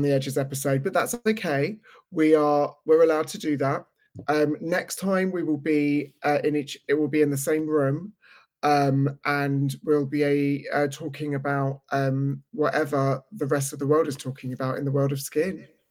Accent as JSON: {"language": "English", "region": "London", "country": "United Kingdom", "tie": "born or raised there", "said": "I was in a similar situation in London, except it was in the mid-eighties, and my father was a chain smoker"}